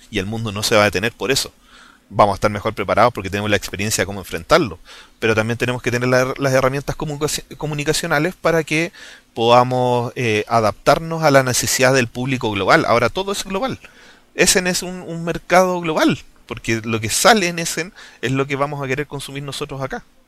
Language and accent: Spanish; Chile